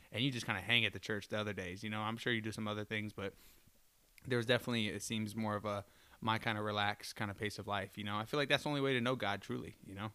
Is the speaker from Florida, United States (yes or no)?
yes; Florida, United States; now in Detroit, United States; I'm from Florida.